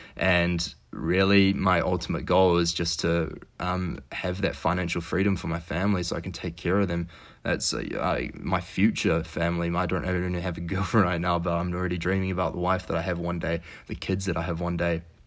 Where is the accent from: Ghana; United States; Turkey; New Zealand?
New Zealand; now in Quebec City, Canada; I'm from New Zealand. Uh, so New Zealand, the other side of the world, uh, grew up